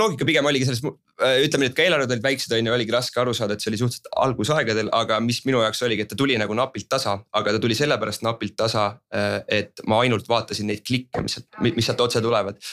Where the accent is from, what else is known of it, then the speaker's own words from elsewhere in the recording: Estonia; me oleme eestlased, on ju ja meil on ikkagi oma, oma mingi teatav estonglish